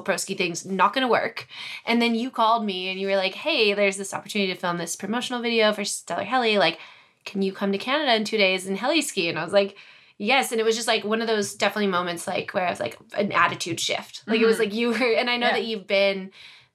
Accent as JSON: {"language": "English", "country": "United States", "said": "I, as a skier from the U.S."}